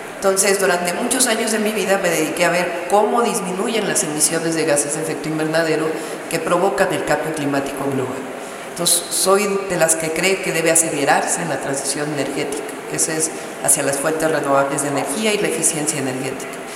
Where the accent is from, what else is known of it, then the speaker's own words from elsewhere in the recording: Mexico City, Mexico; soy mujer, nací en la Ciudad de México.